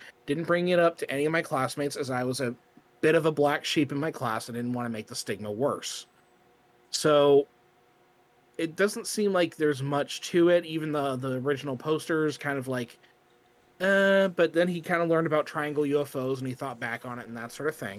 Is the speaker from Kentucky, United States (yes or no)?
yes; Kentucky, United States; which I could also do camping in my home state of Kentucky.